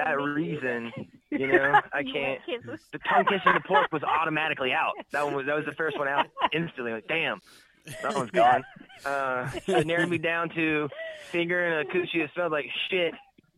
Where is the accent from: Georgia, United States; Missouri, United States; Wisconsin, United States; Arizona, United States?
Georgia, United States; Atlanta; now in Las Vegas, United States; I grew up in Atlanta